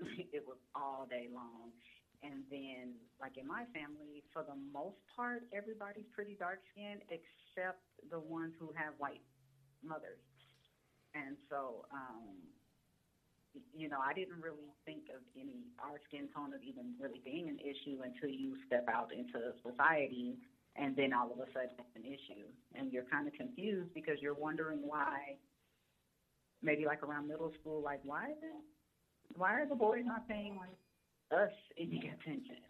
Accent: Huntsville, Alabama, United States; moved away as an adult; also born or lived in Germany; now in Phoenix, United States; growing up in Alabama

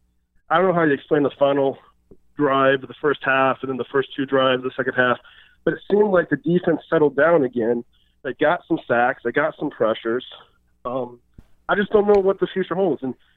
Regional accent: Detroit, Michigan, United States; also born or lived in San Francisco; I was born in San Francisco during the Niners dynasty, but my dad's from Detroit. So I grew up in a family watching the Niners

